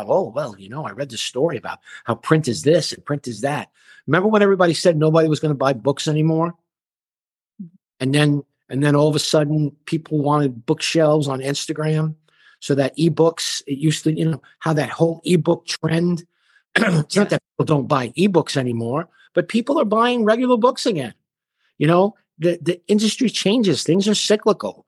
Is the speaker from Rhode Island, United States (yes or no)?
no; New York City, New York, United States; I grew up in Flatbush